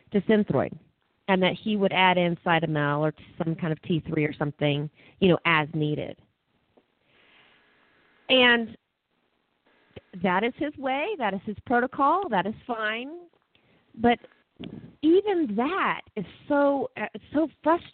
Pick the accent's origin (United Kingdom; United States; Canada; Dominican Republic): United States; Texas; moved away as an adult; also born or lived in Costa Rica; now in Colorado Springs, United States; I'm a Texan